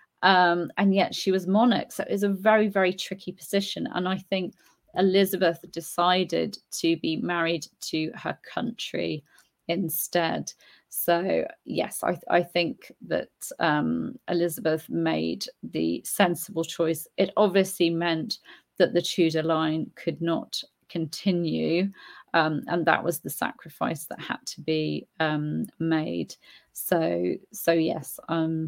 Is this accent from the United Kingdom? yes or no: yes; United Kingdom; now in Spain; I'm British, but I live in Spain, so I've embraced Spain as my country too